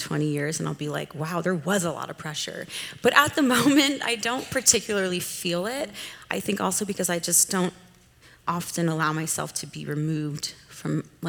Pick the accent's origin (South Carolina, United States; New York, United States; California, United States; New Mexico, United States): California, United States; Southern; I grew up in Southern California, which is very diverse